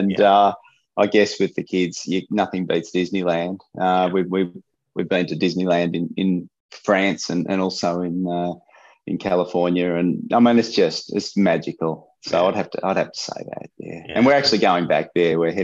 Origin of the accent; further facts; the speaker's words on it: Melbourne, Victoria, Australia; I was born in Melbourne, Martin. Born and bred in Melbourne and grew up in the southeastern suburbs